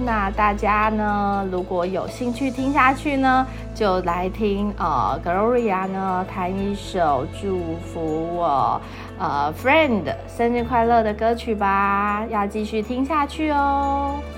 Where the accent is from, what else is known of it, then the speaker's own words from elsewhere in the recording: Taitung, Taitung County, Taiwan; 我的家乡，呃，台东